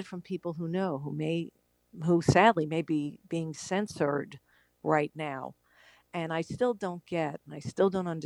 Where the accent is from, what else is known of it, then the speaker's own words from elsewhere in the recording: Long Island, New York, United States; I grew up on Long Island